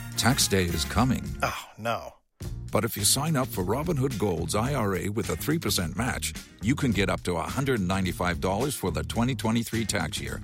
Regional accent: South Texas, United States; now in California, United States; I'm originally from South Texas

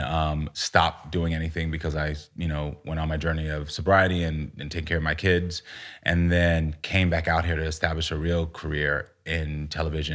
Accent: United States; also born or lived in Texas / Florida; growing up in Texas and Florida

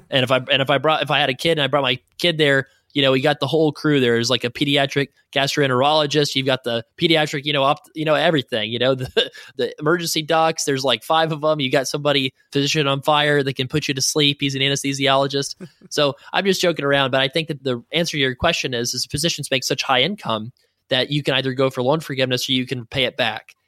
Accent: the South, United States; now in Saint Louis, United States; I'm from the South

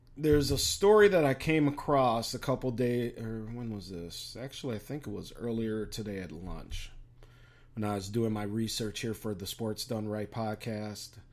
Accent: Chicago, Illinois, United States; now in Minnesota, United States; down there in Chi Town, my hometown

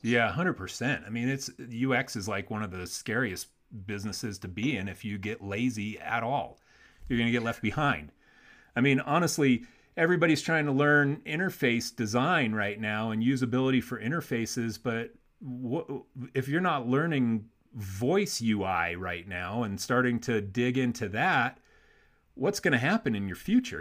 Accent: Warsaw, Indiana, United States; also born or lived in Chicago; That's where I'm from, man. I went to Warsaw High School.

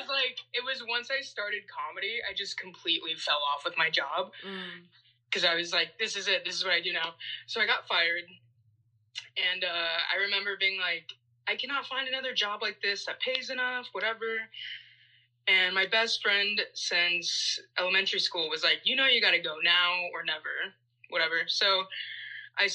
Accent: Nebraska, United States; moved away as an adult; now in New York, United States; I grew up in Nebraska, and my dad's a mechanic

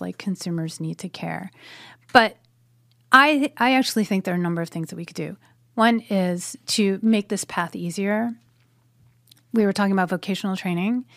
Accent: United States; my country. Um, where my family has been for a hundred and thirty years.

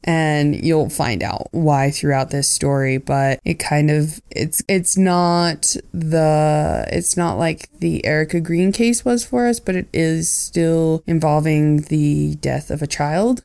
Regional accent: Oregon, United States; I grew up in Oregon during the time

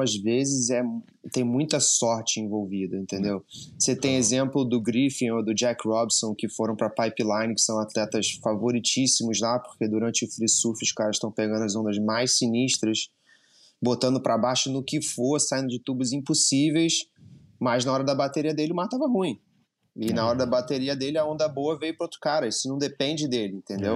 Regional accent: Rio de Janeiro, Brazil; moved away as an adult; now in United States; E eu sou do Rio de Janeiro, do Postinho, eu e o André, a gente cresceu surfando lá

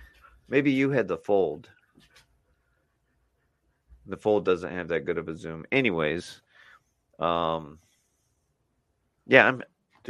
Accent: Gary, Indiana, United States; Because I'm hung and I'm from Gary, Indiana.

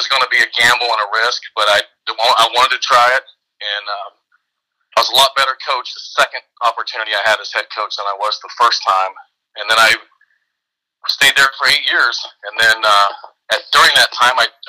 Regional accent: United States; moved away; I'm from Marion County originally

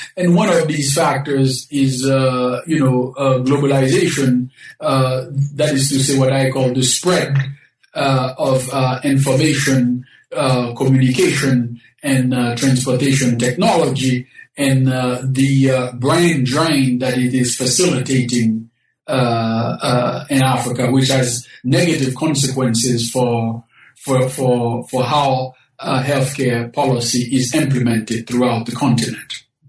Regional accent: Haiti; moved away; I was born in the Caribbean, specifically in Haiti

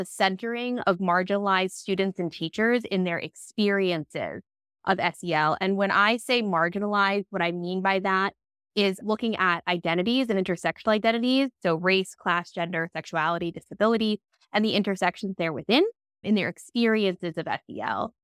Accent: Long Island, New York, United States; I grew up on Long Island, New York

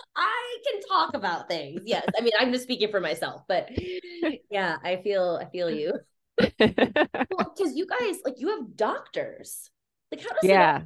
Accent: Midwest, United States; now in Denver, United States; I'm from the Midwest

